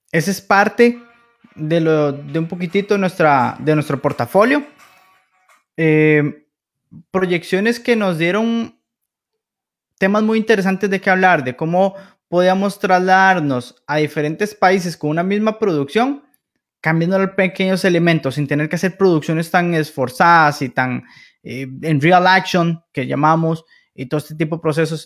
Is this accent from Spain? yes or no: no; Costa Rica; Como buenos costarricenses